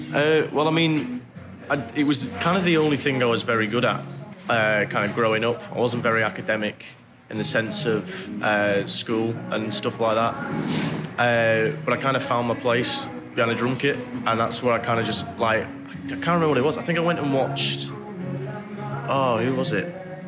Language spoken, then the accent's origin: English; England, United Kingdom; also born or lived in Manchester; growing up in England was uh, quite weird experience to start with. As like I came uh, similar to Josh and Dom, came from a little small town where nothing really happened